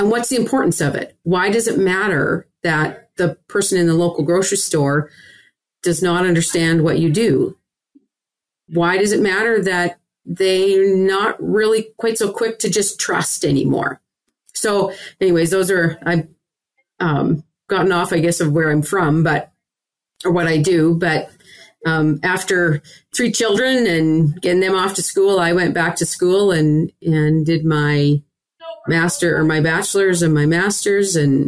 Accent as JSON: {"language": "English", "region": "Saskatchewan", "country": "Canada", "tie": "born or raised there", "moved": "yes", "said": "I'm a Canadian and grew up in the western province of Saskatchewan."}